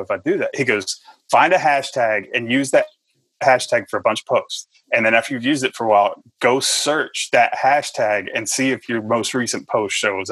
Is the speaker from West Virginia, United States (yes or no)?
no; Texas, United States; accent: country; now in Tennessee, United States; You hear the little country accent. I'm originally from Texas. I've lived most of my life in Tennessee.